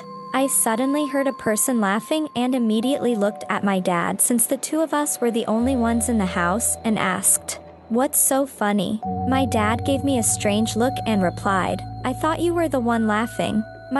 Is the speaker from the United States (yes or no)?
no; Sweden; English is a second language; I'm from Sweden, and my dad grew up in a village up north.